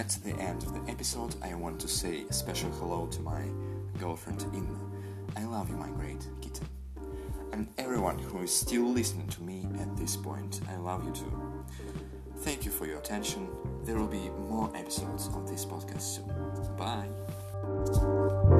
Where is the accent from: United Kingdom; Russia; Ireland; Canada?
Russia; first language Russian; English is a second language; I am from Russia